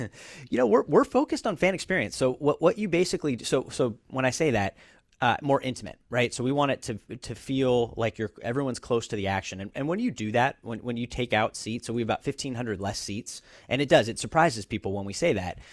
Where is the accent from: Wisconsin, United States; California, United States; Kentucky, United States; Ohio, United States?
California, United States; Bay Area; also born or lived in Los Angeles; I grew up in the Bay Area. Um, so been here all my life, uh, aside from school, went to U C L